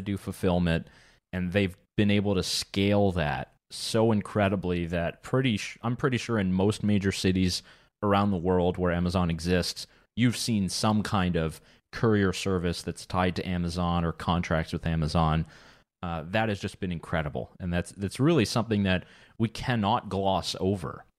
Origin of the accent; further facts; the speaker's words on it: Quebec, Canada; I'm from Quebec